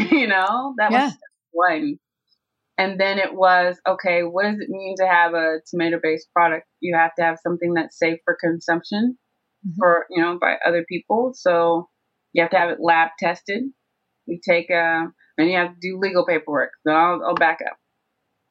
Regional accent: Tennessee, United States; moved away as an adult; also born or lived in Georgia; I went down to Tennessee where we all grew up, to my hometown

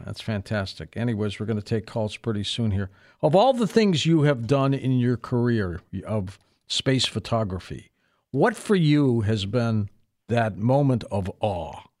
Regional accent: Detroit, Michigan, United States; born or raised there

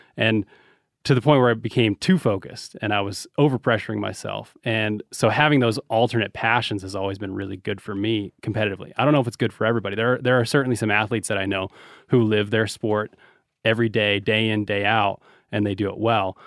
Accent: Reno, Nevada, United States; we're from Reno

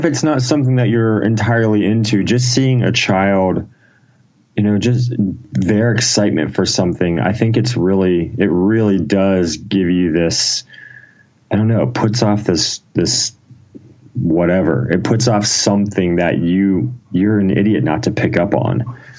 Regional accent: Ohio, United States; No, I was born in Ohio, small town in Ohio. I've kind of lived in Ohio most of my life

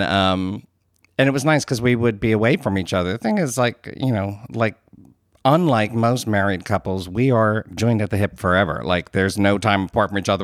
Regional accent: United States; I'm an Irish American

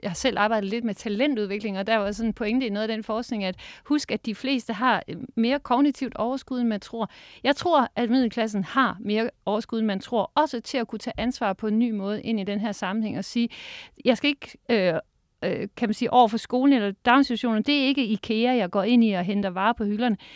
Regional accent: Capital Region of Denmark, Denmark; Jeg er jo fra Nordsjælland.

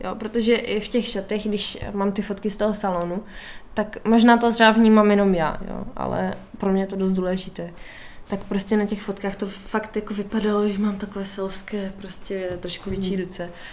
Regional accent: Moravia, Czechia; u nás na, u nás na Moravě

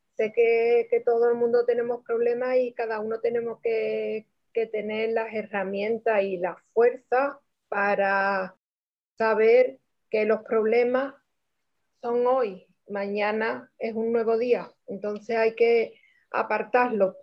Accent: Cádiz, Andalusia, Spain; soy de España, Cádiz

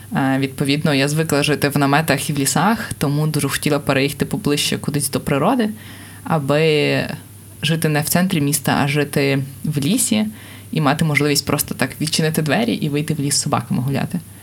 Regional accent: Kharkiv, Kharkiv Oblast, Ukraine; Я сама з Харкова, це в принципі місто мільйонник, але я жила в приватному будинку

